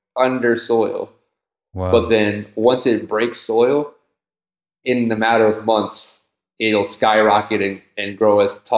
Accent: Takoma Park, Maryland, United States; now in California, United States; I come from Tacoma Park, Maryland, and it's an environment, at least at the time when I was born and where I was growing up

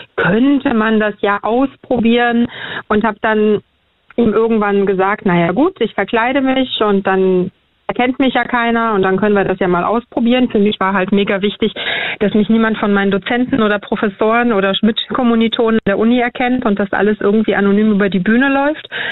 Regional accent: Berlin, Germany; wir sind auch in Neukölln groß geworden mit einem großen Migrantenanteil

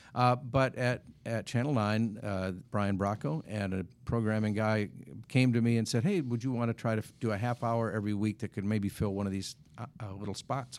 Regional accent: Wisconsin, United States; moved away as an adult; now in Kansas City, United States; I grew up in Wisconsin

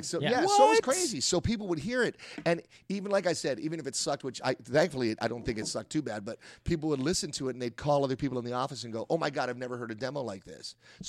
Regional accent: Philadelphia, Pennsylvania, United States; also born or lived in Englewood; I was born on the East Coast and in Englewood, New Jersey, where most people who end up in Hollywood are born. And after that, I moved to Philadelphia.

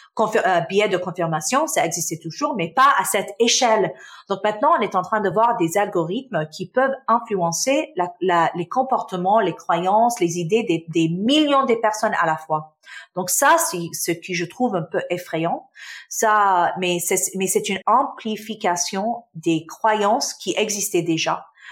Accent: Canada; French is a second language; also born or lived in Damascus, Syria; Je suis euh, née en Syrie, en Damas, donc je suis syrienne. Ma famille, euh, on a déménagé au Canada euh, quand j'avais six ans

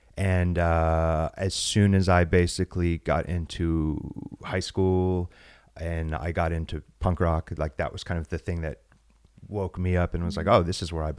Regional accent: San Diego, California, United States; also born or lived in Las Vegas; I was born in San Diego, California, and my father was a preacher.

